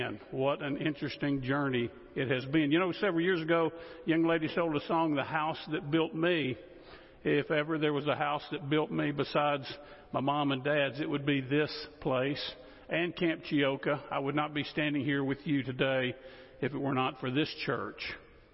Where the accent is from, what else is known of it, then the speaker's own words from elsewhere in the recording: West Monroe, Louisiana, United States; moved away; I grew up in West Monroe, Louisiana